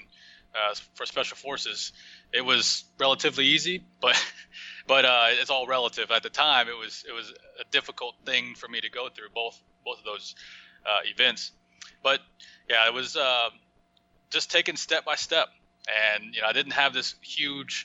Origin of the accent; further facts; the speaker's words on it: Oklahoma, United States; moved away as an adult; also born or lived in Arizona; I grew up in Oklahoma